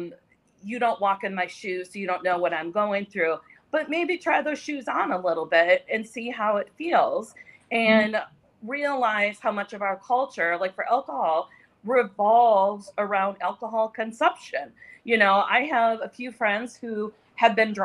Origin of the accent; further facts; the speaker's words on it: North Dakota, United States; moved away; I grew up in North Dakota